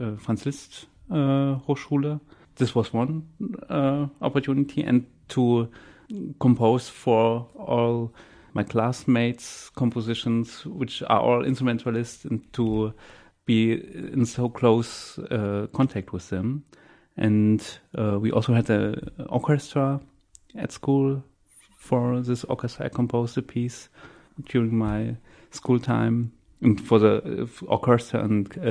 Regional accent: Jena, Thuringia, Germany; moved away as an adult; also born or lived in Weimar; now in Bremen, Germany; I was born in Jena, which is in the middle of Germany. Then I studied in Weimar, and now I'm living in Bremen

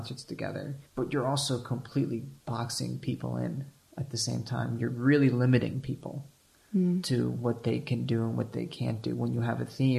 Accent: United States; moved away; I'm American and I'm living in another country

